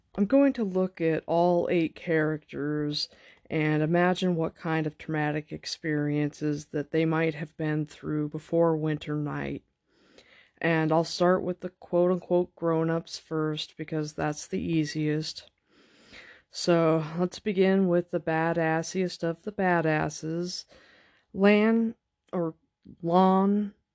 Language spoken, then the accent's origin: English; United States; We Americans